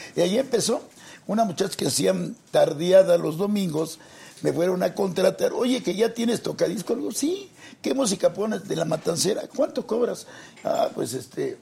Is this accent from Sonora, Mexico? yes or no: no; Mexico City, Mexico; Somos de, orgullosamente del barrio de Tepito. Ahí soy nativo.